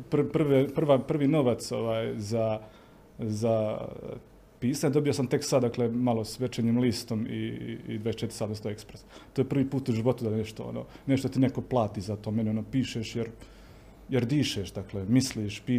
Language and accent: Croatian; Herzegovina, Bosnia & Herzegovina; Onda odeš u Bosnu, prvi put osjetiš onaj pravi snijeg, i vidiš kako ti ljudi razmišljaju, da ipak nije to kod nas u Hercegovini